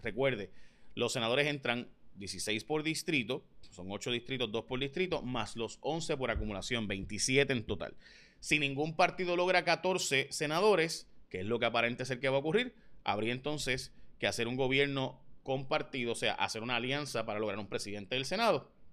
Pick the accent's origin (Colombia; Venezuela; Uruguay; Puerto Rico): Puerto Rico; San Lorenzo; mi pueblo, por ejemplo, en San Lorenzo. Eh, vamos al 387, que es donde yo votaría